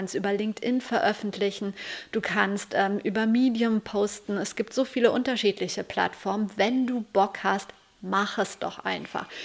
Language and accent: German; Lüdenscheid, North Rhine-Westphalia, Germany; Ich komme aus Lüdenscheid und da gab es zwei Zeitungen, die Lüdenscheider Rundschau und die Lüdenscheider Nachrichten.